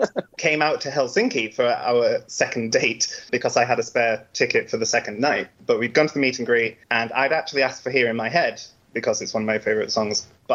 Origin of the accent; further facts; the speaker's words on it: London, United Kingdom; I am a Londoner.